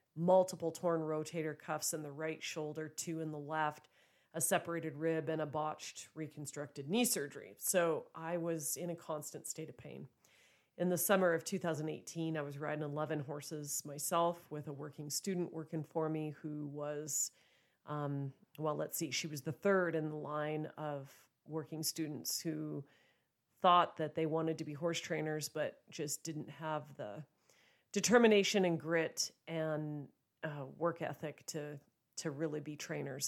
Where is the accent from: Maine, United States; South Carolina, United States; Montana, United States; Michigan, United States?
Montana, United States; Joliet; also born or lived in Billings, Montana; bought a place here in my hometown, Joliet, Montana